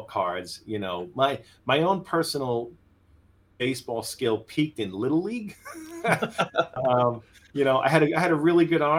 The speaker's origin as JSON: {"language": "English", "area": "Long Island", "region": "New York", "country": "United States", "tie": "born or raised there", "also_born_or_lived": "Tokyo, Japan", "said": "Born and raised on Long Island."}